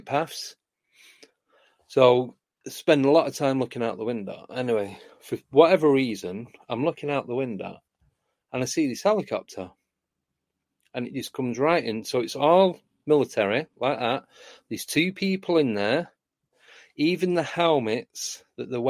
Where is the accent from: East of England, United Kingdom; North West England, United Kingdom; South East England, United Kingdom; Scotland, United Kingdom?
North West England, United Kingdom; Manchester; moved away; I grew up in Manchester, that's where I'm from originally, which is in the northwest of the UK